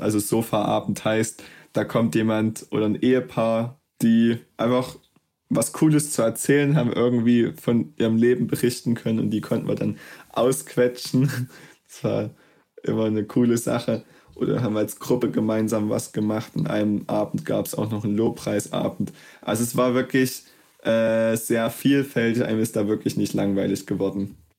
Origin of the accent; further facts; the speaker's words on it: Plauen, Saxony, Germany; moved away as an adult; davor war ich Schüler, ähm, habe auch einfach in Plauen mein Abitur gemacht